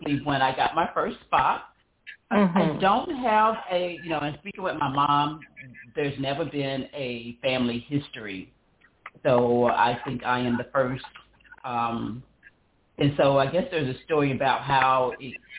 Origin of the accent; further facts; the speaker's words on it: Knoxville, Tennessee, United States; moved away as an adult; now in Delaware, United States; I am originally from Knoxville, Tennessee, born and raised there